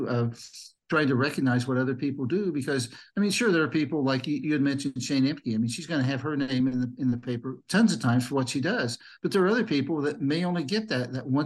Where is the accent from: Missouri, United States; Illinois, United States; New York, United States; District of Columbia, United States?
Illinois, United States; Mahomet; when I was growing up in Muhammad, I played Little League baseball